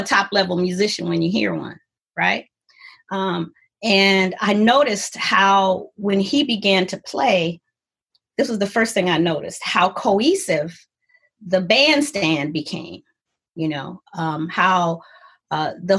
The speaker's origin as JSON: {"language": "English", "town": "Ann Arbor", "region": "Michigan", "country": "United States", "tie": "born or raised there", "also_born_or_lived": "California", "moved": "as an adult", "said": "I came back home to Ann Arbor because I was born and raised in Ann Arbor"}